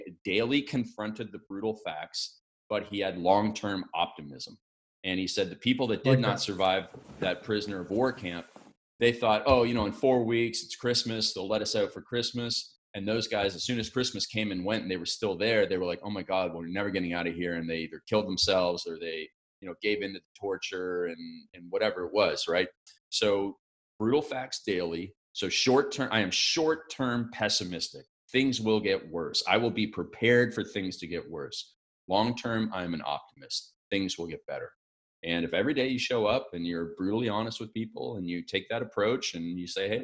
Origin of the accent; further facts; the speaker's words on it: Canada; I, as a Canadian